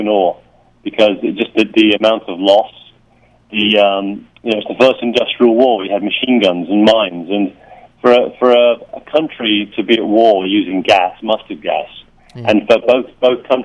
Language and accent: English; England, United Kingdom; I'm English